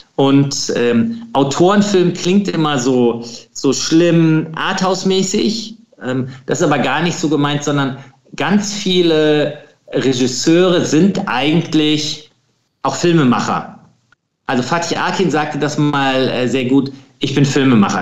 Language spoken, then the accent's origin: German; Krefeld, North Rhine-Westphalia, Germany; ich komme aus, aus Krefeld, das ist zwischen Niederrhein und äh, Ruhrgebiet